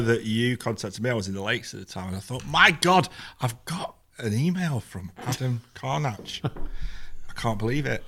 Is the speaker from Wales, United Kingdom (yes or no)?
no; Manchester, North West England, United Kingdom; when I was a kid, I grew up in the Manchester scene and Hacienda and everything like